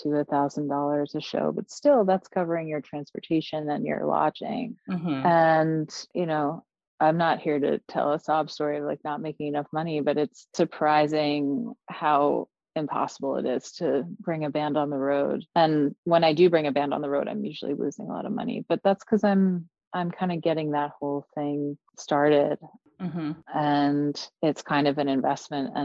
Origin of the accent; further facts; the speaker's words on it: New York, United States; I play with my hometown crew from New York